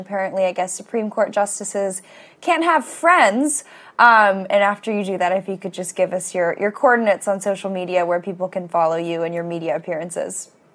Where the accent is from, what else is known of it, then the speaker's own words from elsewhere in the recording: Los Angeles, California, United States; I was growing up in Los Angeles in high school